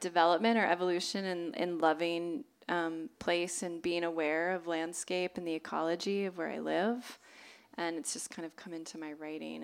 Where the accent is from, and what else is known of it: Southern California, United States; born or raised there